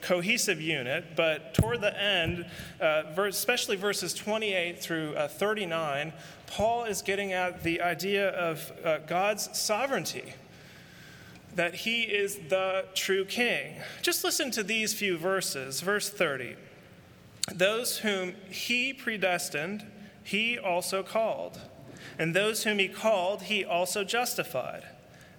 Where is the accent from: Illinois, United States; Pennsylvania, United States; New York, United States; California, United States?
California, United States; San Francisco; San Francisco, my hometown